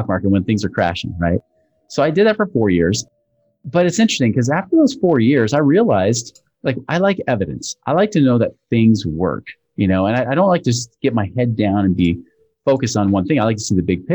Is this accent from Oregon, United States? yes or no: yes; Portland, Oregon, United States; moved away as an adult; now in Utah, United States; I'm originally from Portland, Oregon area, but I moved out to Utah about 22 years ago to finish up my schooling